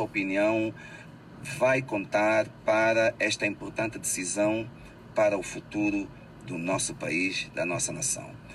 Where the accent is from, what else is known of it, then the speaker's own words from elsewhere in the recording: Angola; moved away; o nosso dever cívico também, enquanto angolanos